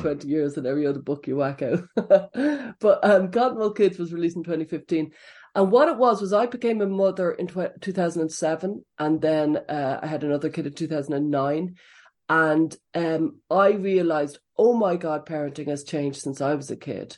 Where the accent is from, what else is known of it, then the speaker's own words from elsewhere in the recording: Dublin, Leinster, Ireland; moved away as an adult; now in County Offaly, Ireland; I grew up in Blanchardstown in Dublin fifteen